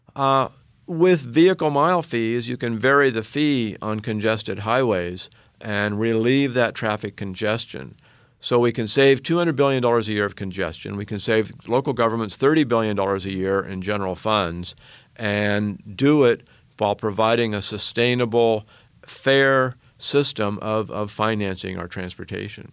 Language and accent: English; Oregon, United States; my home state of Oregon